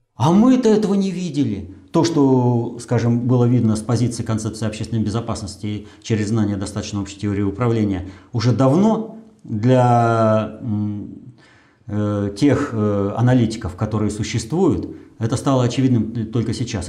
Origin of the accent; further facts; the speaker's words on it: Russia